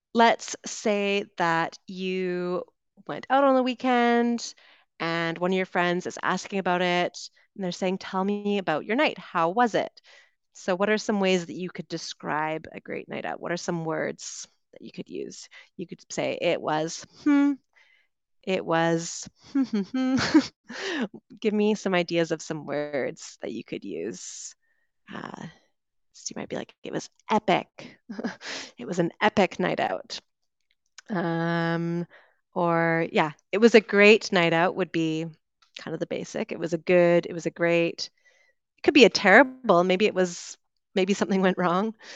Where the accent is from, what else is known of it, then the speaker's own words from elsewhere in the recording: Vancouver, British Columbia, Canada; moved away as an adult; also born or lived in United Kingdom; growing up in Vancouver